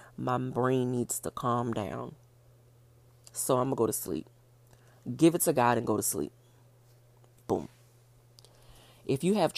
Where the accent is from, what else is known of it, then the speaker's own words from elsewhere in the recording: New Orleans, Louisiana, United States; I'm from New Orleans